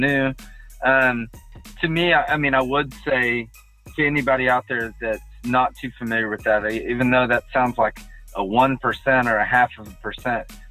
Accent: Katy, Texas, United States; now in Humble, United States; I'm from Katy, so the first 3 years, my real estate was all in Katy

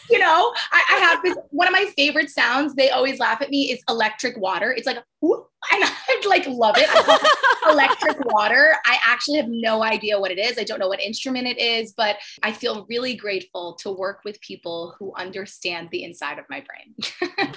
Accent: 20 minutes north of Manhattan, New York, United States; I'm also a New Yorker. I grew up 20 minutes north of Manhattan, so it runs deep

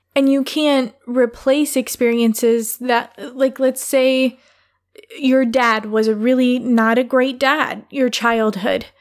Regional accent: Michigan, United States; I grew up in Michigan, not the Upper Peninsula of Michigan.

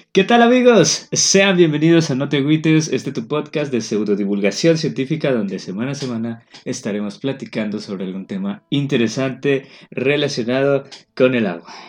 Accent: Yucatán, Mexico; los yucatecos somos un poco xenófobos

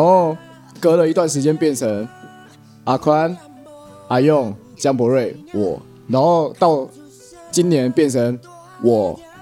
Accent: Hsinchu City, Taiwan; 我们是来自新竹嘛

